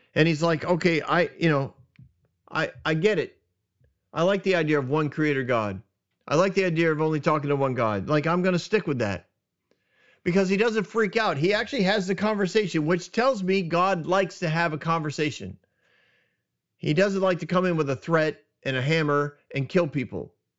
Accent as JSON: {"language": "English", "region": "New England", "country": "United States", "tie": "born or raised there", "moved": "yes", "said": "I grew up in New England"}